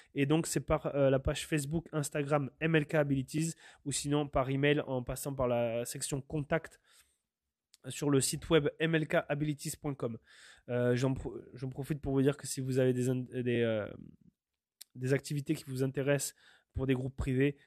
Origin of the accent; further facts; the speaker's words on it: France; now in Canada; je suis français, mais je me sens canadien quelque part